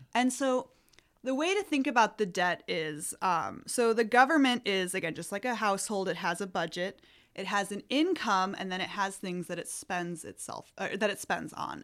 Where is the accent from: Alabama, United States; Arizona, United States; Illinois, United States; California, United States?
Illinois, United States; also born or lived in Wisconsin / Michigan; now in Sacramento, United States; I'm originally from Illinois, and I went to school in Wisconsin and graduate school at Michigan State